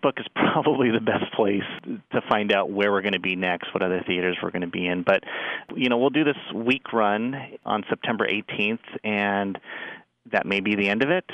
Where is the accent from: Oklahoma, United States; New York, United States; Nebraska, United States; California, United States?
California, United States; Oakland; I grew up, born and raised in Oakland. I grew up in the Fruitvale, went to school there.